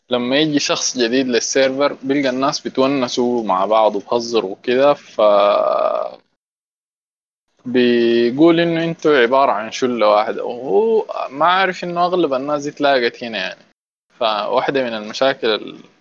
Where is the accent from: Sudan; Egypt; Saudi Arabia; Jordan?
Sudan; واحده من اسوا الحاجات اللي حتلاقيك عندنا احنا كسودانيين الفيدباك